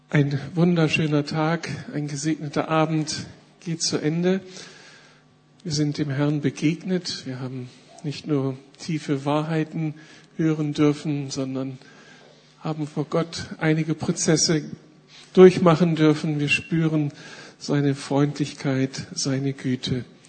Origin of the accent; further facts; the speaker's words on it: Berlin, Germany; wir fühlen uns als Berliner jetzt echt privilegiert